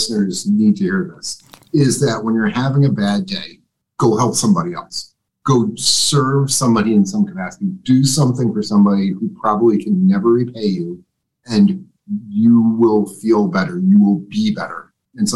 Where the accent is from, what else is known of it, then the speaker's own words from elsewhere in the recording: upstate New York, United States; moved away; I'm from upstate New York